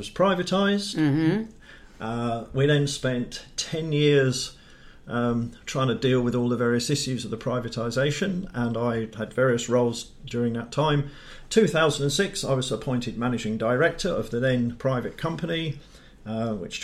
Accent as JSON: {"language": "English", "town": "Dartford", "region": "South East England", "country": "United Kingdom", "tie": "born or raised there", "also_born_or_lived": "Lincolnshire / Leeds / Cambridge / London", "moved": "as an adult", "said": "I was born in Dartford, Kent. Glorious Dartford"}